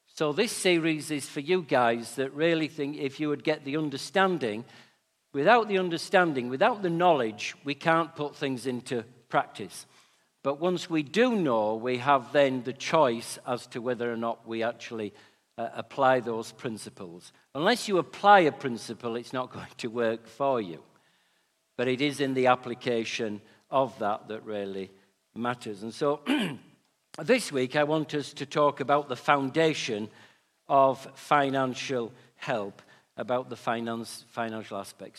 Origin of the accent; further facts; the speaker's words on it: Yorkshire and the Humber, United Kingdom; being a Yorkshireman